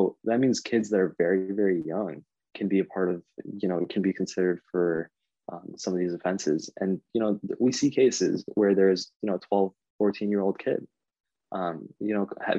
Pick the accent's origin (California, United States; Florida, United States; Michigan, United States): Michigan, United States; Canton; If you live in Canton, Michigan, which is kind of at the border of Wayne County and Washtenaw County, that's where I grew up